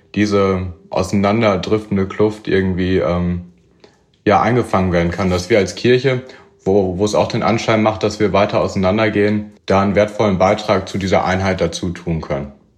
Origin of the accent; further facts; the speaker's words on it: Münster, North Rhine-Westphalia, Germany; moved away as an adult; now in Chemnitz, Germany; Ich komme eigentlich aus Münster